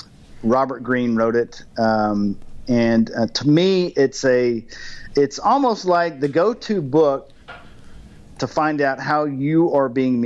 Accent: Germany; For me, I grew up in Germany, and once a year I'd see my family and I'd get on the flight, and the flight was 10 hours.

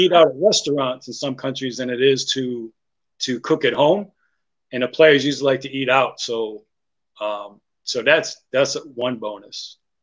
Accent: United States; as an American

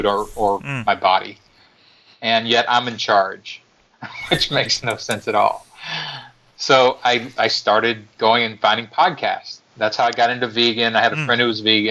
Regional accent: Kentucky, United States; I'm from Kentucky, which even, you know, in Australia, you probably know is a redneck southern state

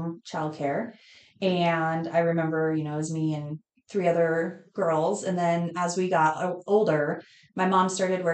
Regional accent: Estes Park, Colorado, United States; moved away as an adult; now in York, United States; When I turned 6 months, my parents moved to Estes Park, Colorado. Mm-hmm. And I grew up there, graduated from there

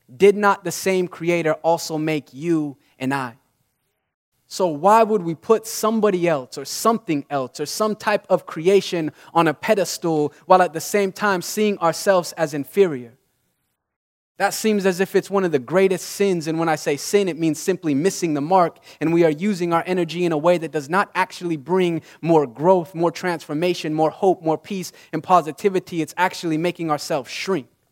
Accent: Utah, United States; I grew up in Utah

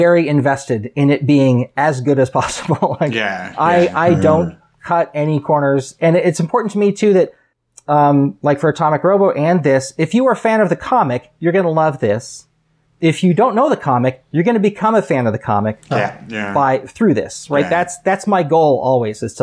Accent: United States; as an American

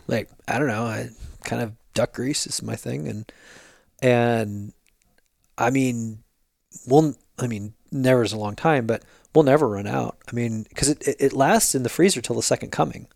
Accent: Jersey Shore, New Jersey, United States; now in California, United States; I grew up in the Jersey Shore

